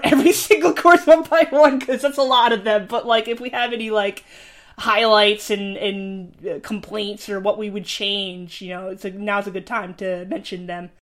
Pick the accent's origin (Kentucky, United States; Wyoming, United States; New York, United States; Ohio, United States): New York, United States; I'm from New York